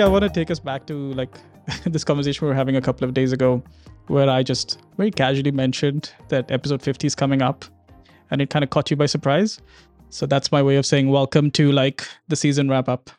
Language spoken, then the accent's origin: English; Dubai, United Arab Emirates; I'm Indian in terms of origin, but I grew up here